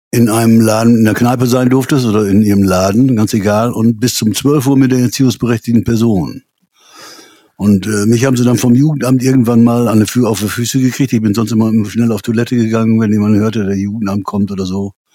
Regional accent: Münster, North Rhine-Westphalia, Germany; B54 ist so, äh, ich komme aus Münster, das B54.

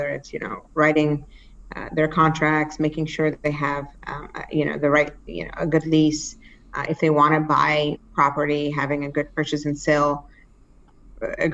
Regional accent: Cambridge, Massachusetts, United States; also born or lived in Pakistan; we were able to, you know, find our way to Cambridge

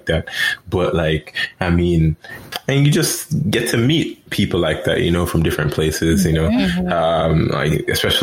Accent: Jamaica; now in United States; I'm from Jamaica

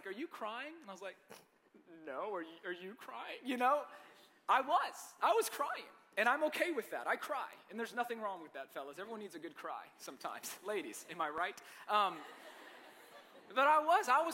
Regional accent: Marietta, Georgia, United States; also born or lived in Lebanon, Tennessee; I grew up in Marietta, Georgia.

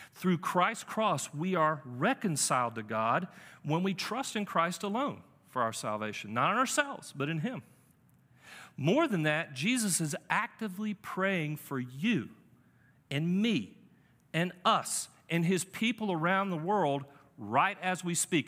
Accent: Charlotte, North Carolina, United States; also born or lived in New England; I'm from Charlotte

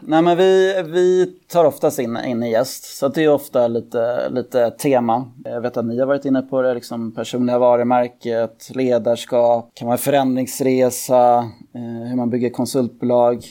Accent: Täby, Stockholm County, Sweden; Jag är född och uppvuxen i, i Täby

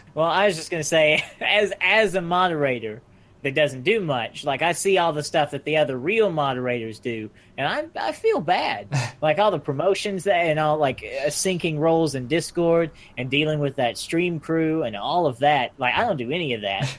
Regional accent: United States; I'm American.

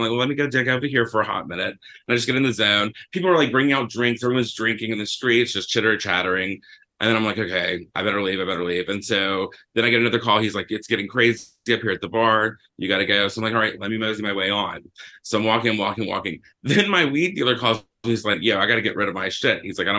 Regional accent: Georgia, United States; And I was like, okay, let me find a gay bar, because I was liberated coming from Georgia.

